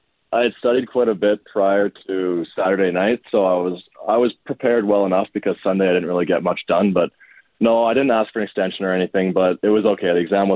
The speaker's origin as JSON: {"language": "English", "town": "Edmonton", "region": "Alberta", "country": "Canada", "tie": "born or raised there", "said": "I grew up born and raised here in Edmonton"}